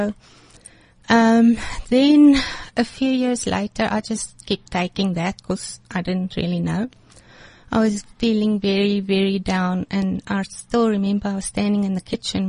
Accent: Sasolburg, Free State, South Africa; moved away as an adult; also born or lived in Johannesburg; I was born in Johannesburg, came from a happy home. We moved to Sasolburg after

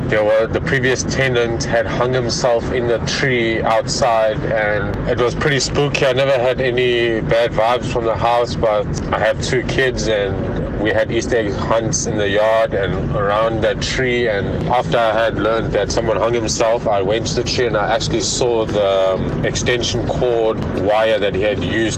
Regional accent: Durban, KwaZulu-Natal, South Africa; I'm from the Bluff

